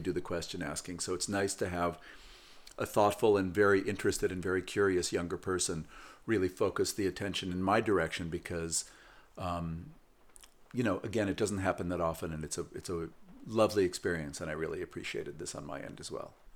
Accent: West Coast, United States; growing up on the West Coast in the sixties

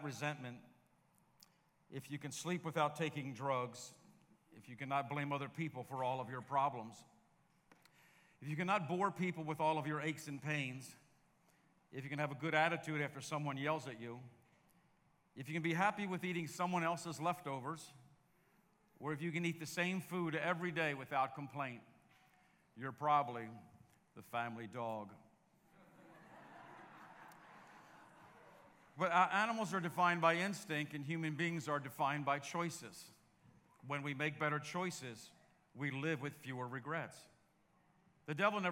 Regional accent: Baltimore, Maryland, United States; I'm from Baltimore

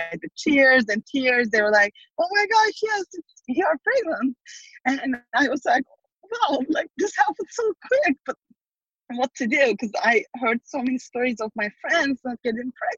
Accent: Turkey; moved away as an adult; now in San Francisco, United States; I'm originally from Turkey, and I came to San Francisco, California about 15 years ago

